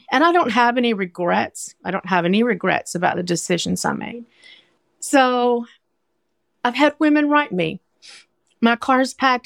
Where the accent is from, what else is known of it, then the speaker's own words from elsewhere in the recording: Arkansas, United States; moved away as an adult; now in New York City, United States; I grew up in Arkansas